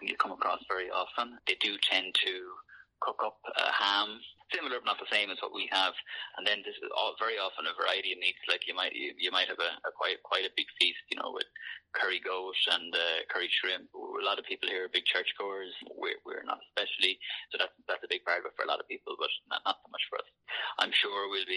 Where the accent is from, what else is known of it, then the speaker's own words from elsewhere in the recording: Ireland; moved away as an adult; now in Jamaica; I'm an Irish accountant that's living in Jamaica